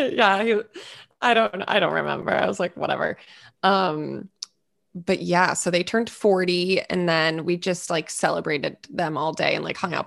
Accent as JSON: {"language": "English", "region": "New England", "country": "United States"}